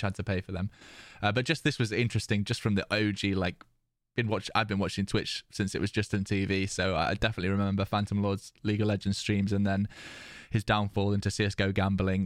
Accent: United Kingdom; being British

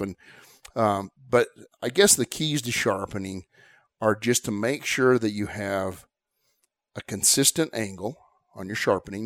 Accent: Southwest, United States; I grew up in the Southwest

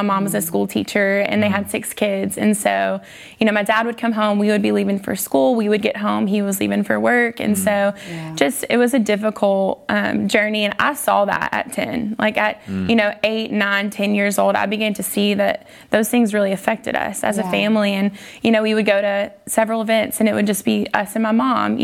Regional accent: North Louisiana, United States; I grew up in Louisiana, like you guys were saying. I was actually in North Louisiana

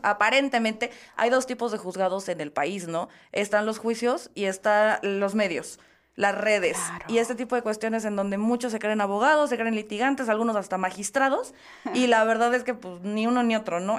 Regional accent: Oaxaca, Mexico; como oaxaqueño

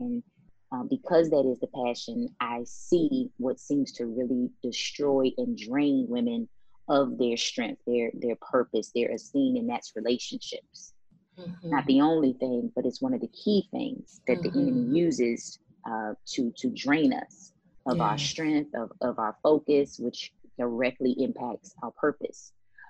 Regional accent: the North, United States; I'm from the North, and I enjoy being a Northerner, and Dallas just seemed a little too, you know, deserty for my taste.

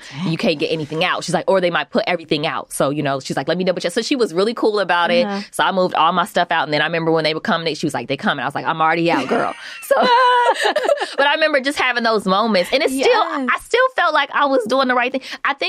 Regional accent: Omaha, Nebraska, United States; born there; So, but I'm born I was born in Omaha, Nebraska.

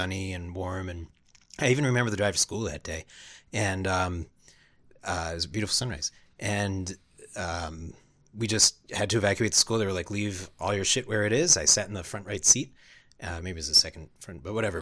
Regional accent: Long Island, New York, United States; I grew up in Long Island, New York

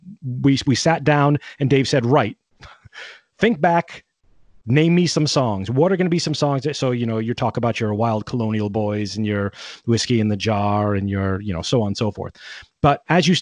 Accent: Connecticut, United States; moved away as an adult; now in Ireland; growing up in Connecticut in that household

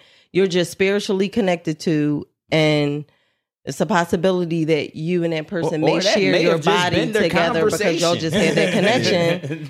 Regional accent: Philadelphia, Pennsylvania, United States; I'm from Southwest and South Philly. It's a long story, but yeah, that's what I claim.

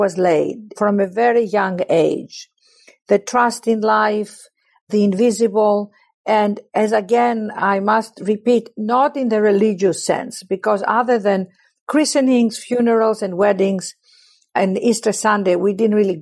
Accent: Athens, Attica, Greece; I was born in Athens, Greece

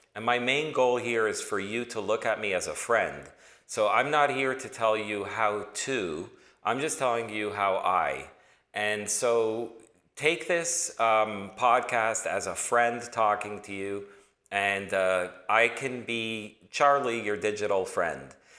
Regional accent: Toronto, Ontario, Canada; moved away as an adult; also born or lived in New York; originally born and raised in Toronto

